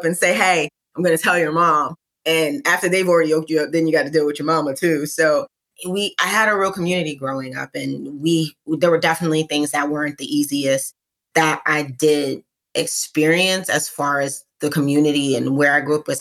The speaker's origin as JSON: {"language": "English", "town": "New York City", "region": "New York", "country": "United States", "tie": "born or raised there", "said": "I'm from East New York, Brooklyn. So there's only one way to say Brooklyn. I'm from specifically in East New York, though. Where I grew up"}